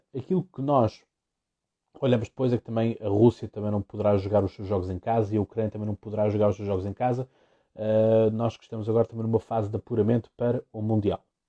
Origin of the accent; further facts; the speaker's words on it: Setúbal, Portugal; é também é o meu distrito, de Setúbal.